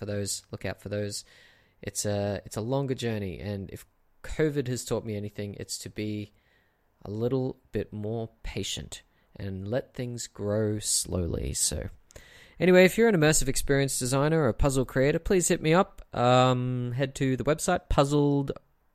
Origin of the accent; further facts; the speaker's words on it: Brisbane, Queensland, Australia; in Brisbane, in my hometown